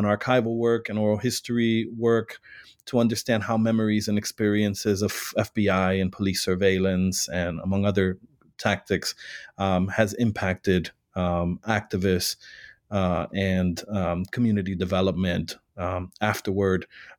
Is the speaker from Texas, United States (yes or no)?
no; Chicago, Illinois, United States; I was born and raised in Chicago and worked many years prior to grad school in the Puerto Rican community.